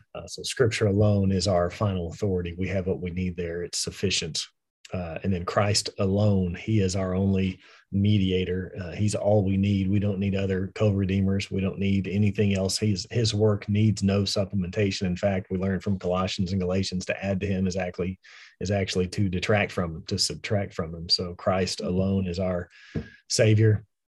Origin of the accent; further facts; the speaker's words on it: West Texas, United States; I actually am from West Texas, so this is, this is home